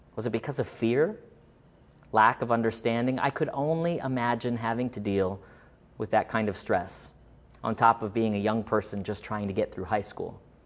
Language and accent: English; Florida, United States; growing up in Florida, I had friends and classmates from all over the world